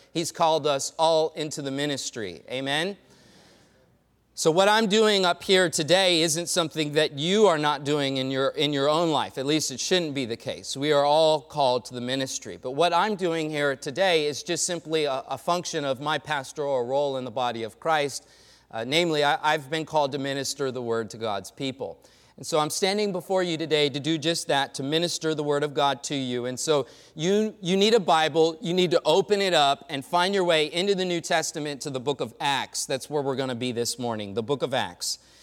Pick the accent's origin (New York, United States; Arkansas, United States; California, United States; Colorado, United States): California, United States; Los Angeles; I hail from the West Side, uh, raised in Inglewood and Westchester